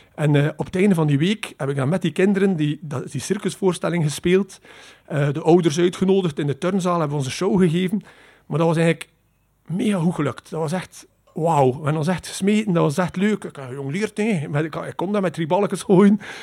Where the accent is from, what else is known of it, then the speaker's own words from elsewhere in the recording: Poperinge, Flanders, Belgium; ik ben opgegroeid in Poperingen